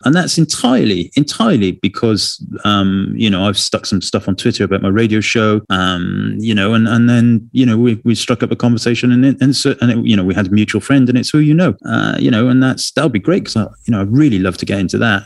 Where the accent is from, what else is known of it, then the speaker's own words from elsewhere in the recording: Wales, United Kingdom; I'm from Wales